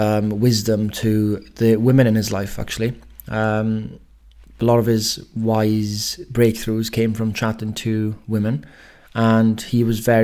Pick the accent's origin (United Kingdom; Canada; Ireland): United Kingdom; Wales; I'm Welsh